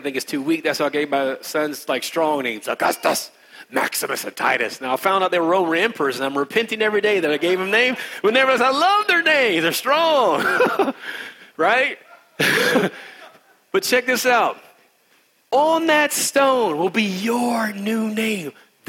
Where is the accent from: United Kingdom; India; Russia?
India; I don't even do yoga, and I'm Indian.